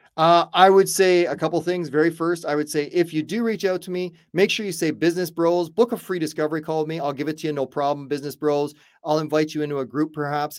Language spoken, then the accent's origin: English; Canada; I'm Canadian, but I've been doing business in the States for well over 20 some odd years